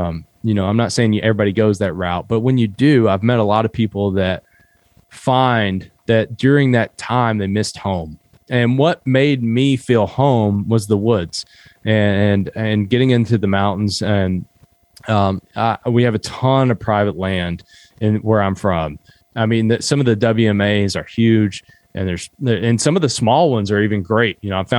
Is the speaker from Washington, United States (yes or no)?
no; Kentucky, United States; I grew up in Southeastern Kentucky, and most people, when I say that I'm from Appalachia, I've noticed this a lot lately.